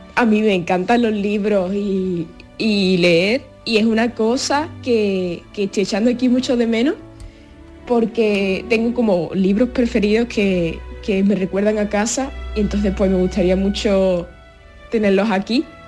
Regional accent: Seville, Andalusia, Spain; moved away as an adult; now in Paris, France; de Sevilla, pero os escucho desde París, que estoy aquí estudiando durante un año

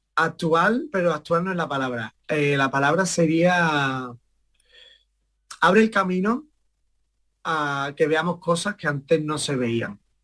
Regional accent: Estepona, Andalusia, Spain; mi madre me empezó a llevar a la escuela de Estepona, allí de mi pueblo

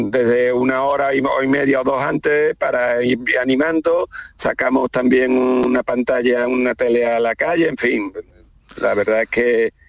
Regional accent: Seville, Andalusia, Spain; nosotros somos sevillanos

